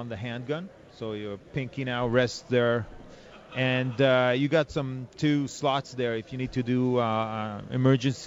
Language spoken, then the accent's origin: English; Israel; from Israel